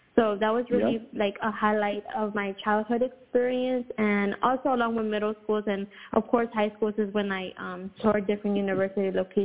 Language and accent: English; Houston, Texas, United States; Houston, man, I love my city.